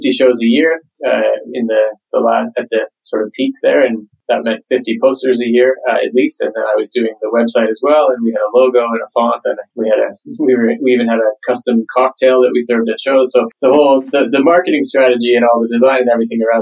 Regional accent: Canada; moved away as an adult; now in Stockholm, Sweden; Originally, I am from Canada. I live in Stockholm, Sweden now, but I'm sort of born and raised in Canada.

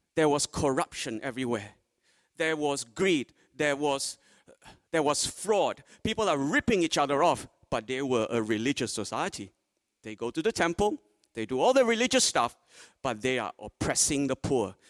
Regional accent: Malaysia; now in Port Lincoln, Australia; Originally, I was born in Malaysia

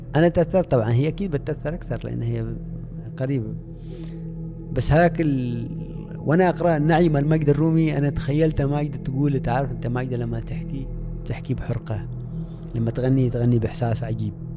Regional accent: Oman; أني مسلم من عمان

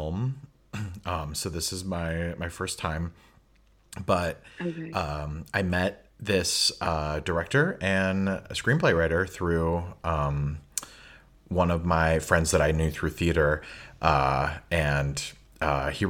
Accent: Chicago, Illinois, United States; moved away as an adult; also born or lived in Boston; now in Finland; growing up in Chicago

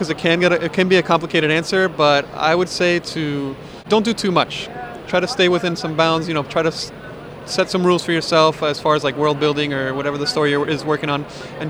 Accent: Miami, South Florida, United States; So we're all from the South Florida area, predominantly in Miami.

